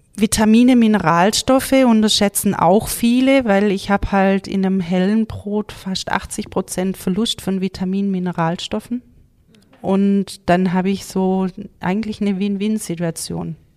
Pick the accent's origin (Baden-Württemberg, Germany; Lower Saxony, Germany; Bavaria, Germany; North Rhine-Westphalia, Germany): Baden-Württemberg, Germany; Gaildorf; now in Uttenhofen, Germany; ich komme aus Galdorf, ähm, bin dort im Mehrgenerationshaus aufgewachsen